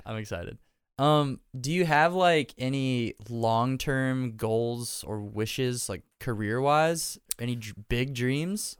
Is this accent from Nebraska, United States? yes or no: yes; Nebraska, United States; now in Nashville, United States; I love living here 'cause I grew up in Nebraska